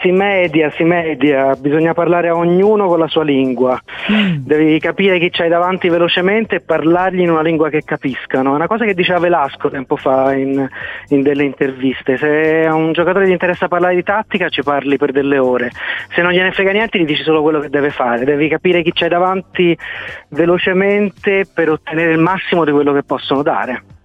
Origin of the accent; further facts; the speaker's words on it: Fiesole, Tuscany, Italy; moved away; di fatto sono cresciuto in Fiesola